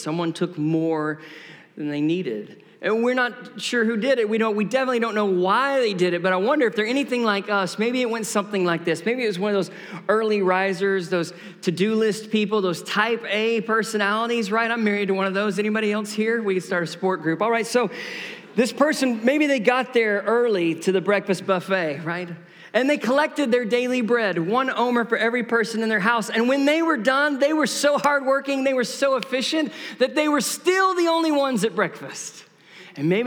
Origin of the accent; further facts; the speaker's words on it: Tyler, Texas, United States; moved away; I grew up here in Tyler, Texas